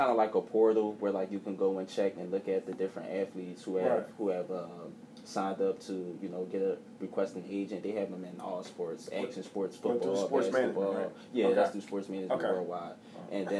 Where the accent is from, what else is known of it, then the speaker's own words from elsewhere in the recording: Philadelphia, Pennsylvania, United States; But, you know, the Sixers, that's definitely my hometown team. And I root for them, too.